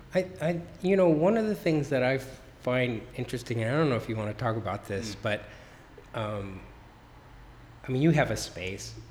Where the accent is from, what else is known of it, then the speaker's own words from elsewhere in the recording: Los Angeles, California, United States; born and raised in Los Angeles